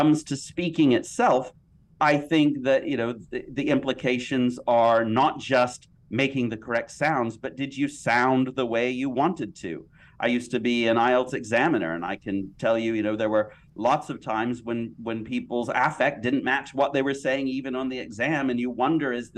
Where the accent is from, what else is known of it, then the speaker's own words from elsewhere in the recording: United States; I'm American